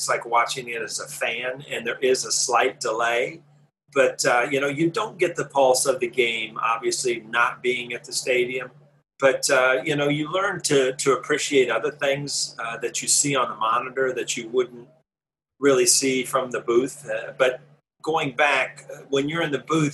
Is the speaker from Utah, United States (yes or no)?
no; Columbus, Ohio, United States; I grew up in Columbus, Ohio